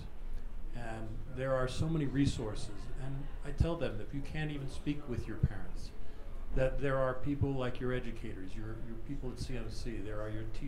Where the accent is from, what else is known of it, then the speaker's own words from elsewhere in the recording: Miami, Florida, United States; moved away; I'm from Miami